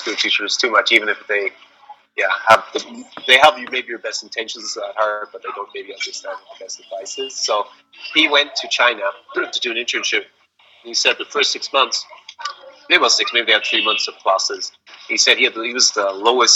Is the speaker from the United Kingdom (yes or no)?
no; Ireland; moved away; I was born in Ireland